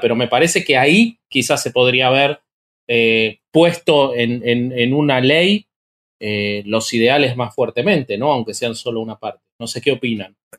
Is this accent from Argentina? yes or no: yes; Argentina; soy argentino